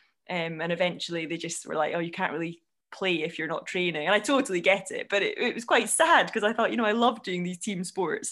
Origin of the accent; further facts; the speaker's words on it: Scotland, United Kingdom; accent: Scottish; moved away as an adult; now in Oxfordshire, United Kingdom; I'm Scottish